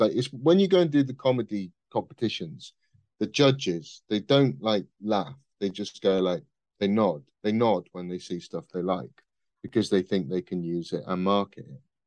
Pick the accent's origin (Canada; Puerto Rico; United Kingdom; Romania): United Kingdom; Midlands; I am from the Midlands.